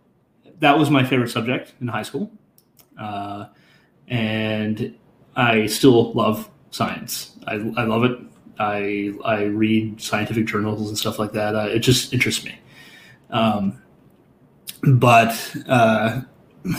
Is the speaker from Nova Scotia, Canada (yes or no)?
yes; Nova Scotia, Canada; moved away as an adult; also born or lived in New Brunswick; now in Ottawa, Canada; I'm from Nova Scotia